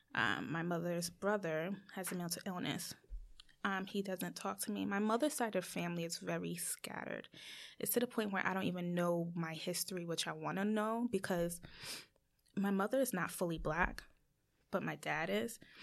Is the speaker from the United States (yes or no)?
yes; United States; as Americans